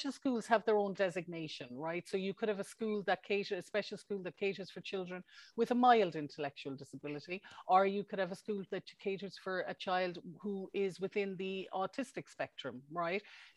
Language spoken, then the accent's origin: English; Cork, Munster, Ireland; also born or lived in Dublin / Brussels; I babysat half the neighbourhood down here in Cork, because I'm from Cork